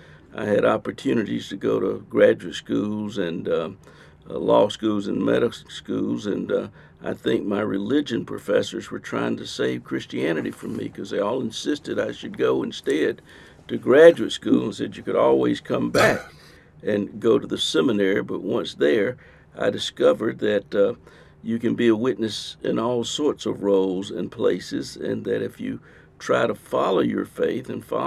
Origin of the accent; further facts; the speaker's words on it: the South, United States; I grew up in the Jim Crow South.